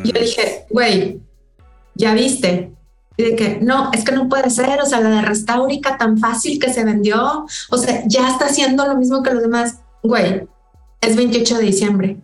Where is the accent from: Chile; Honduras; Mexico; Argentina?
Mexico; Monterrey, Nuevo León; Acá en mi pueblo, o sea, Monterrey